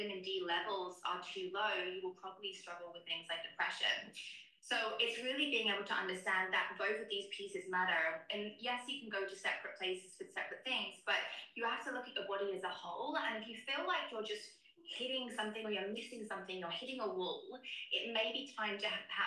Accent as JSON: {"language": "English", "country": "United Kingdom", "moved": "yes", "lives_now": "Miami, United States", "said": "I am a British naturopath and nutritional therapist. I'm currently living in Miami"}